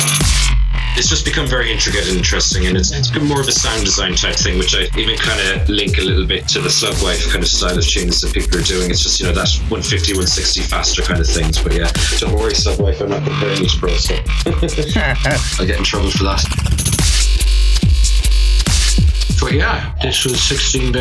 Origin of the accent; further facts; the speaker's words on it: County Limerick, Munster, Ireland; we didn't have the English radio channels in Ireland, where I grew up in County Limerick